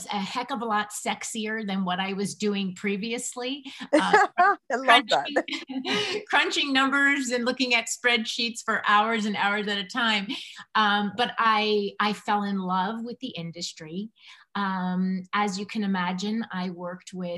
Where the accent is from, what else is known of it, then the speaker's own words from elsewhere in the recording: Connecticut, United States; moved away as an adult; also born or lived in Manhattan, New York; I was born and raised in Connecticut